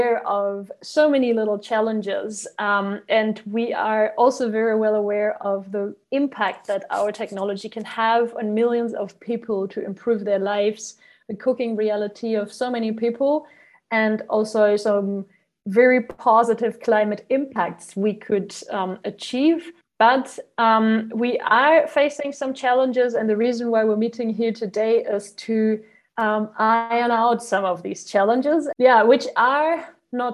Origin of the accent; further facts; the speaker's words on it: Germany; I am from Germany